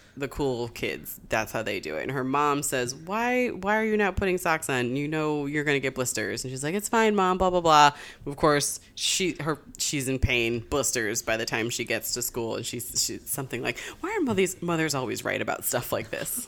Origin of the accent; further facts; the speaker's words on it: Springfield, Massachusetts, United States; I grew up in Springfield